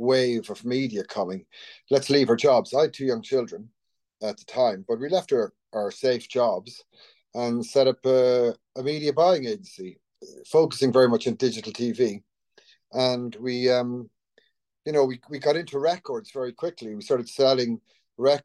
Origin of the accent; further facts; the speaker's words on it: County Longford, Ireland; moved away as an adult; also born or lived in Northern Ireland / London / Dubai; I grew up in County Longford on a farm.